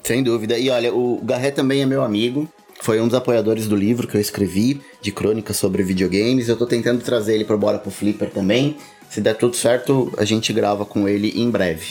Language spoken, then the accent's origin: Portuguese; Brazil; eu nunca saí do Brasil